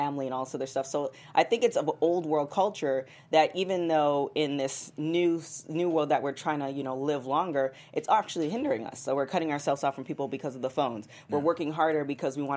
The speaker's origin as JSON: {"language": "English", "country": "Canada", "said": "I'm Canadian"}